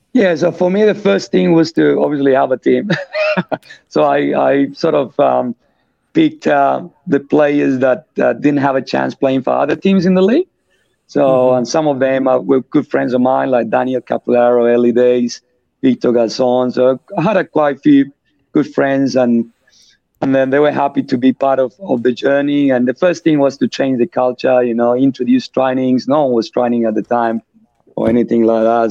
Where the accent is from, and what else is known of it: Colombia; born or raised there; English is a second language; moved away as an adult; also born or lived in France / Australia; now in Perth, Australia